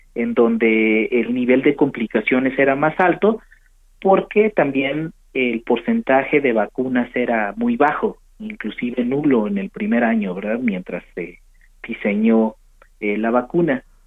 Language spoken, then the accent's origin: Spanish; Mexico; en nuestro país